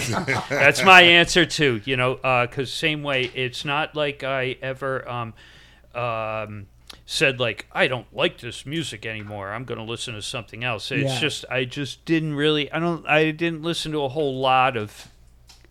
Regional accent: Newport, Rhode Island, United States; growing up in Newport, was precisely because it was such a small town

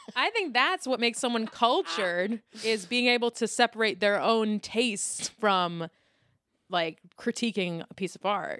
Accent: New York City, New York, United States; I grew up in Lower Manhattan

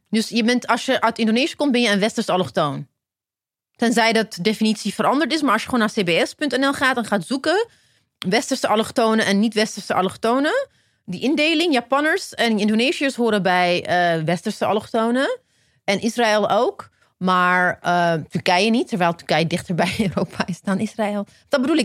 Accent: Ethiopia; now in Netherlands; ik ben in Ethiopië geboren, maar ik ben naar Nederland gekomen.

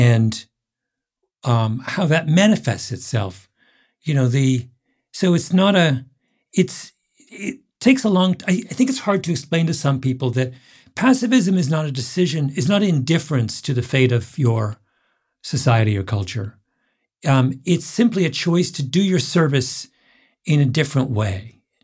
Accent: Elmira, Ontario, Canada; I grew up in Elmira, Ontario, which is Waterloo County

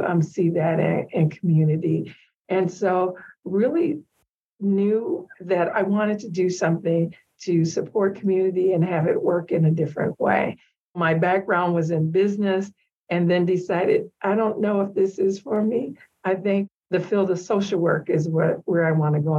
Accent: St. Paul, Minnesota, United States; I grew up in the Rondo community in St. Paul

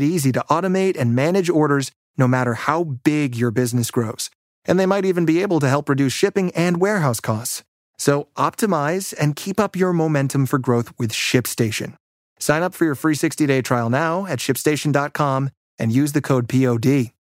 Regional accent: Ireland; moved away as an adult; also born or lived in Houston, Texas; now in Philadelphia, United States; I'm from Ireland

